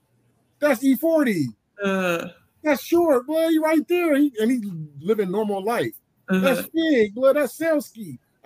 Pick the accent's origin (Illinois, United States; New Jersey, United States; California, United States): California, United States; San Francisco; San Francisco, California.